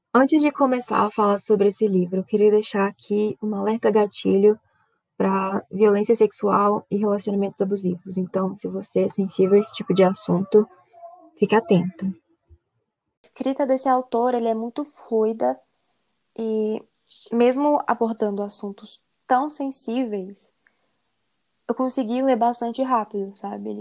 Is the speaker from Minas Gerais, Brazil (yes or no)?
yes; Belo Horizonte, Minas Gerais, Brazil; eu sou de Belo Horizonte, Minas Gerais